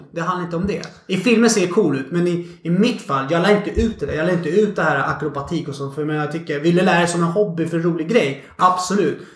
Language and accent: Swedish; Stockholm, Stockholm County, Sweden; born or raised there